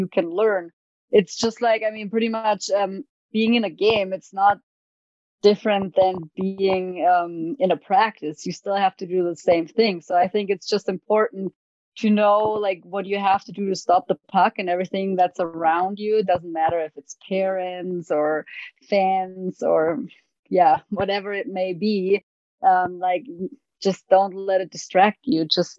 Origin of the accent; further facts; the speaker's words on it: Germany; English is a second language; also born or lived in Duluth, Minnesota; Played hockey growing up in Germany, youth hockey all the way to like a men's team